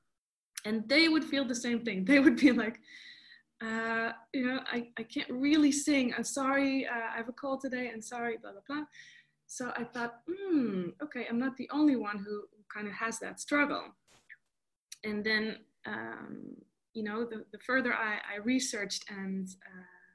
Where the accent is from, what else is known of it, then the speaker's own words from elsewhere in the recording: Netherlands; moved away as an adult; now in Los Angeles, United States; I'm half Costa Rican, half Dutch. I was born and raised in Holland, and then I moved to Los Angeles about 4 years ago